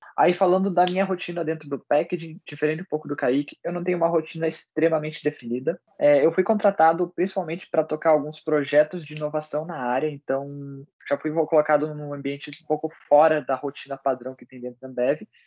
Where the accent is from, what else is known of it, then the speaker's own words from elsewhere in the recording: Ponta Grossa, Paraná, Brazil; Como eu sou nascido de Ponta Grossa, criado aqui